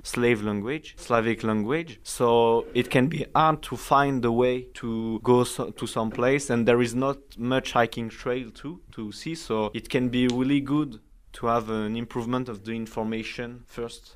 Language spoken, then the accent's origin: English; Brest, Brittany, France; English is a second language; now in Săcueni, Romania; I come from France, a little town named Brest